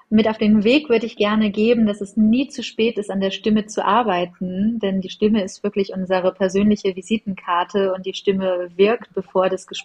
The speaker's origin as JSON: {"language": "German", "region": "Northern Germany", "country": "Germany", "said": "Du, tatsächlich als Norddeutsche bin ich der Skifahrer, obwohl ich die Snowboarder viel, viel cooler finde."}